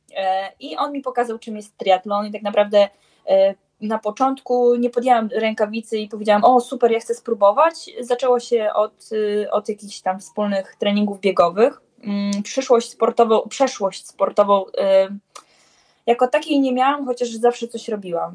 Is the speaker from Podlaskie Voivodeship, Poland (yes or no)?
yes; Białystok, Podlaskie Voivodeship, Poland; ja jestem z Białego Stoku